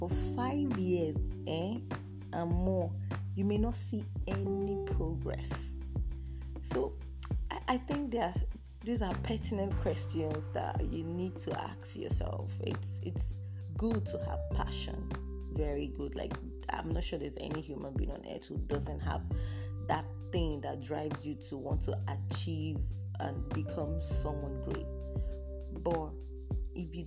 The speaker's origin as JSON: {"language": "English", "country": "Nigeria", "said": "as a Nigerian, I'm a typical Nigerian girl"}